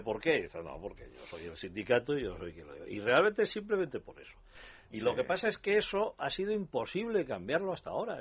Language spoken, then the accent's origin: Spanish; Valencian Community, Spain; mi pueblo, en Valencia